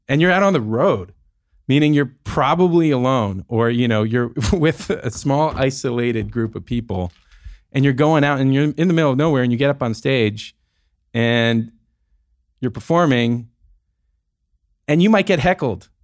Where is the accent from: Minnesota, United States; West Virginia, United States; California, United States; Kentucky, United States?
California, United States; San Francisco; the life that I experienced growing up in the Bay Area in San Francisco